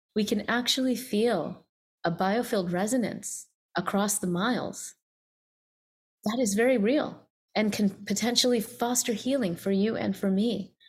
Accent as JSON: {"language": "English", "region": "the South", "country": "United States", "tie": "born or raised there", "said": "growing up as an Indian American, you know, first generation in the South"}